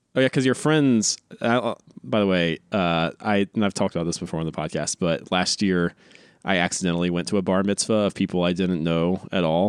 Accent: North Carolina, United States; now in Los Angeles, United States; growing up in North Carolina

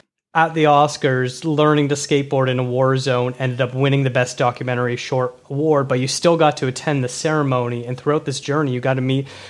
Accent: Toronto, Ontario, Canada; born or raised there

